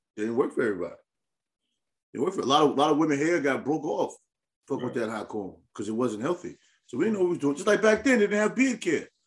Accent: New York, United States; growing up in New York

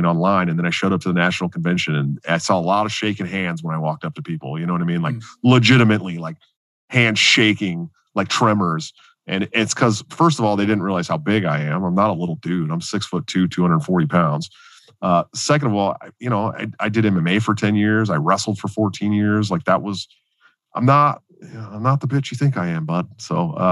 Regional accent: Oakland, California, United States; I'm from Oakland. You know what I mean? Oakland, California. I'm from the hood. Like, I'm legit from the projects.

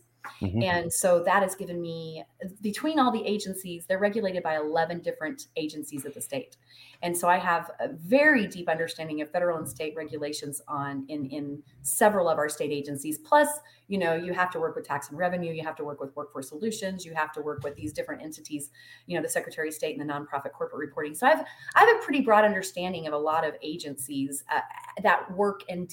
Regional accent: Truth or Consequences, New Mexico, United States; moved away as an adult; So I grew up in Truth or Consequences.

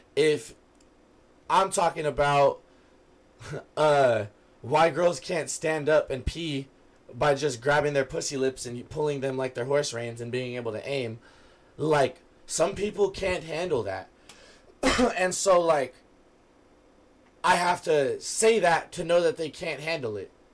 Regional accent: West Coast, United States; we're from the West Coast

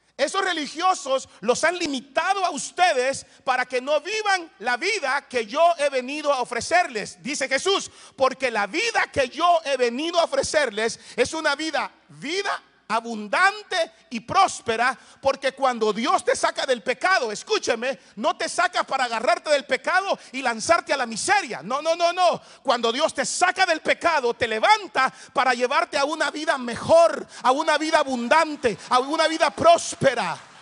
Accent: Soyapango, San Salvador, El Salvador; crecí en un barrio allá en El Salvador que se llama Soyapango Hills

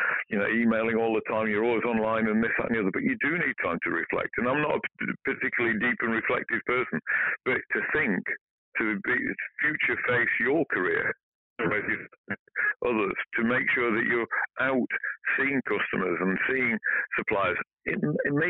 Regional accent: Barnsley, Yorkshire and the Humber, United Kingdom; I'm from Barnsley, Yorkshire

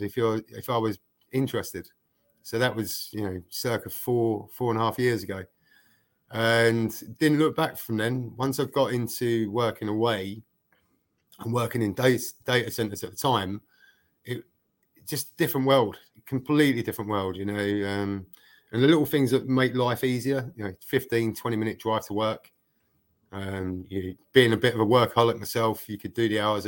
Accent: Dagenham, London, United Kingdom; moved away as an adult; now in Denmark; growing up in Dagenham

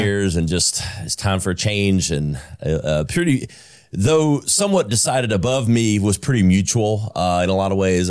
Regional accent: Greenville, South Carolina, United States; I was born and raised in South Carolina. I'm a South, native South Carolinian, uh, native Greenvillian

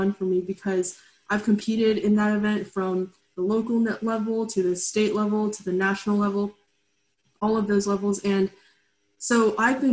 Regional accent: Katy, Texas, United States; also born or lived in Lexington, Kentucky / China; I live in Katy, Texas, which is in the suburbs of Houston, and I have been living here for my entire life. I was born in Lexington, Kentucky, and I also spent a brief amount of time in my childhood in China

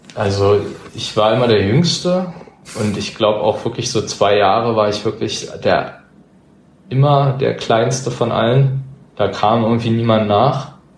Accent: Berlin, Germany; das ist nun mal meine Heimat

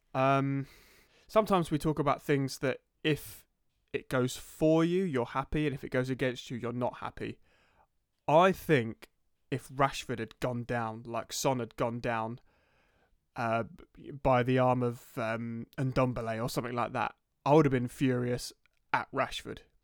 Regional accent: Crawley, South East England, United Kingdom; I'm from Crawley, and listeners, I'm from Crawley, so I, you know, I saw support Crawley Town as well

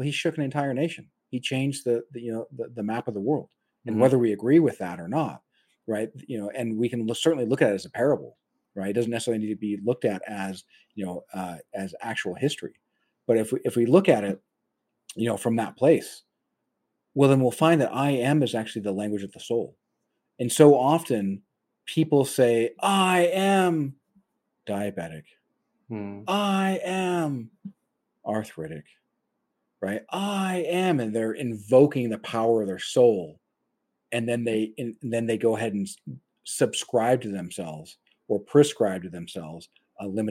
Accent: United States; my frame of reference is an American

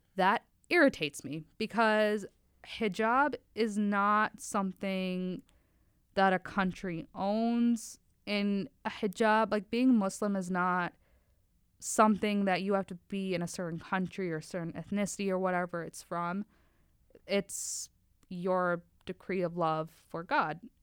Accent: Oshkosh, Wisconsin, United States; also born or lived in Faisalabad, Pakistan / New York City / Oklahoma City; I grew up in Oshkosh, Wisconsin

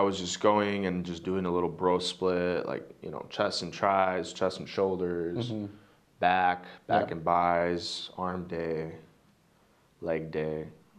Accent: Greenfield, United States; I'm over here in Greenfield

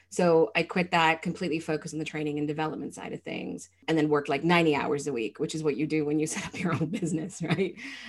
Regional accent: Malaysia; So I went to an international school. I'm actually from Malaysia.

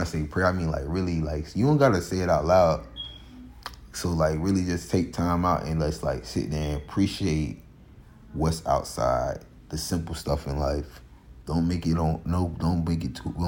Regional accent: Florida, United States; we're from Florida

